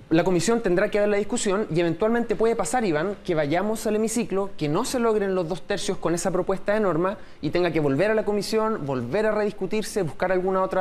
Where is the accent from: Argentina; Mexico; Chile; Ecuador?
Chile; como somos los chilenos